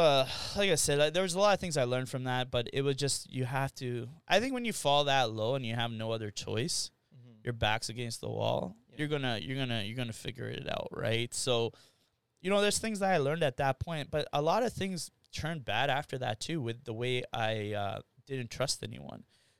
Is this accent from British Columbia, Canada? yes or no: no; Winnipeg, Manitoba, Canada; Yeah, born and raised here. So my parents went to Gordon Bell. I went to Massey. Well, Bonnie Castle Leach and Massey. So I grew up in Waverly Heights.